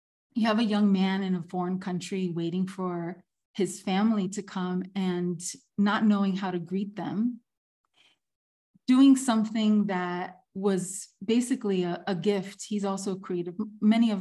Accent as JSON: {"language": "English", "town": "Miami", "region": "Florida", "country": "United States", "tie": "born or raised there", "also_born_or_lived": "Havana, Cuba", "moved": "as an adult", "said": "I was born in Miami"}